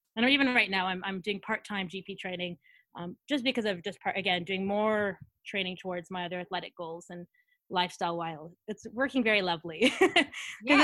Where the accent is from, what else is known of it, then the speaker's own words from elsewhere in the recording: Edmonton, Alberta, Canada; moved away as an adult; also born or lived in Thunder Bay, Ontario; now in Sydney, Australia; so from Canada. Um, although I've lived in uh, in Australia for probably ten of the last thirteen years. So even though you know I'm from Edmonton, Alberta is where home